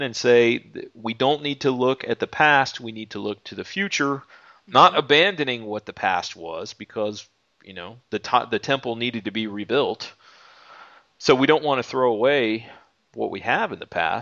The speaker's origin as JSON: {"language": "English", "country": "United States", "said": "we as American Christians living in the 21st century"}